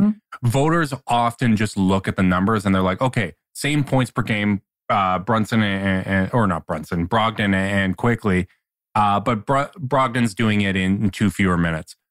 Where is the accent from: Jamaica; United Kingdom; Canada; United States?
Canada; as a Canadian